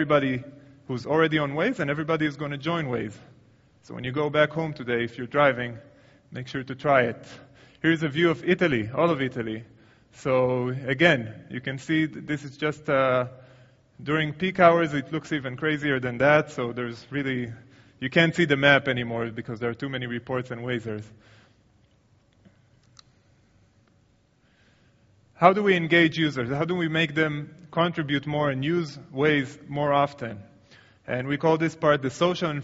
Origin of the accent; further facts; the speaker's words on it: Tel Aviv, Tel Aviv District, Israel; my hometown, Tel Aviv.